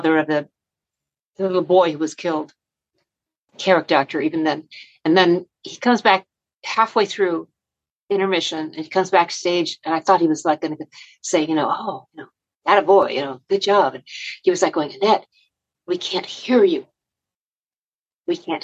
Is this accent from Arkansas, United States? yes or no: no; Long Beach, California, United States; also born or lived in New York; now in Los Angeles, United States; I grew up in Long Beach, California